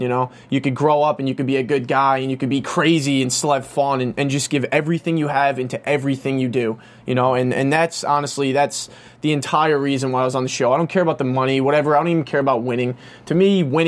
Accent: New York, United States; moved away as an adult; now in California, United States; I'm a New Yorker, born and raised.

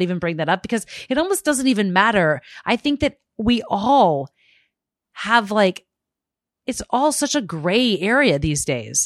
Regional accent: Arizona, United States; a young kid growing up in Arizona

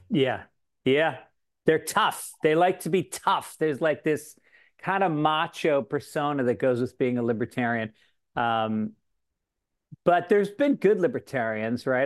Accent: Tarrytown, New York, United States; I grew up in Tarrytown, New York

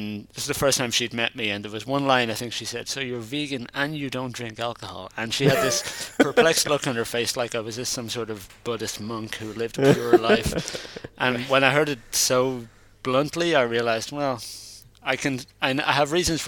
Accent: Ireland; now in Netherlands; growing up in Ireland

